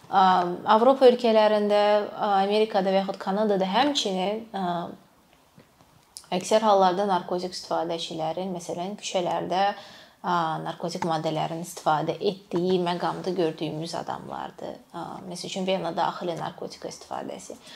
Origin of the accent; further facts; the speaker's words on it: Azerbaijan; moved away as an adult; now in Germany; Mən əslən Azərbaycandanam.